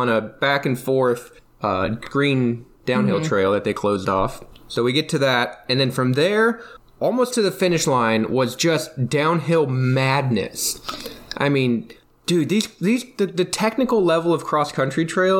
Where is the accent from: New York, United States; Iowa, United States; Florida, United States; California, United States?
Iowa, United States; I come from Iowa